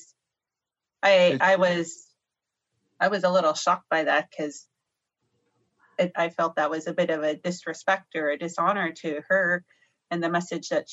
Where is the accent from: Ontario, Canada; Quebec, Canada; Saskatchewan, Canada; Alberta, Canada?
Alberta, Canada; north of Grande Prairie; also born or lived in Edmonton (Treaty 6), Alberta; I'm Alberta born and raised